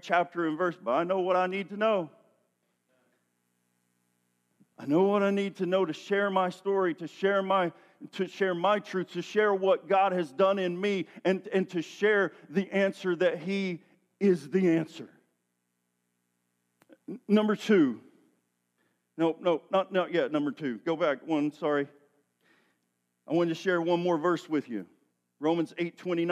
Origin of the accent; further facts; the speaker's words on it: Tennessee, United States; I'm from Tennessee, where there's a lot of hills and valleys and mud